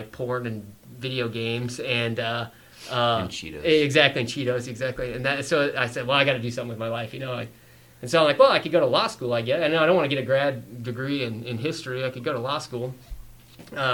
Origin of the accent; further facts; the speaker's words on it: Colorado Springs and Denver, United States; also born or lived in Fort Collins, Colorado; I grew up kind of in Colorado Springs in Denver